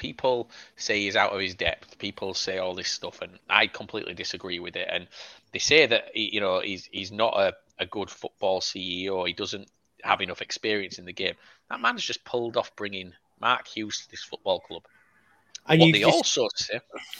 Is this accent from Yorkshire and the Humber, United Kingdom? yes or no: yes; Yorkshire and the Humber, United Kingdom; we're from Yorkshire.